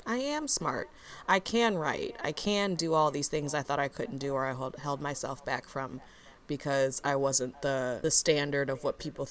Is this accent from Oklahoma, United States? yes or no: no; Muskego, Wisconsin, United States; I grew up in Muskego, Wisconsin